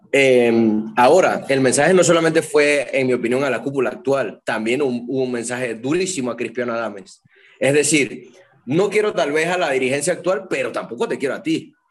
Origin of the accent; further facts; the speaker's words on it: Panama City, Panama; No, soy de la, de la, la capital.